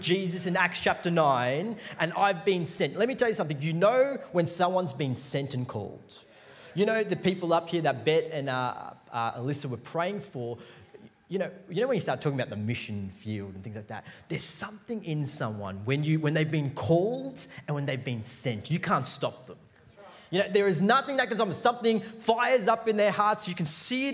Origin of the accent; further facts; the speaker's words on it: India; I'm Indian.